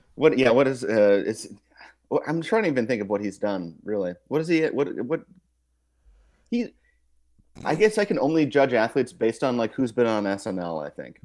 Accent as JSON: {"language": "English", "town": "Kansas City", "region": "Missouri", "country": "United States", "said": "I'm from Kansas City, too"}